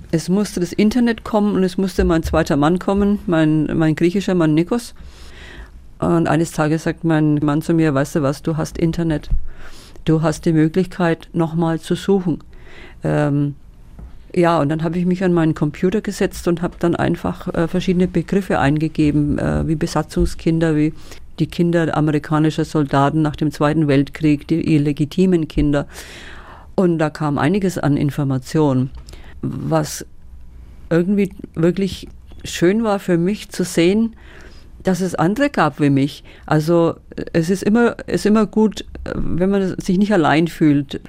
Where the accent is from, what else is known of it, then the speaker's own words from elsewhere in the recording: Schwabach, Bavaria, Germany; bin in Schwabach groß geworden. Schwabach geboren, aufgewachsen, in die Schule gegangen in Schwabach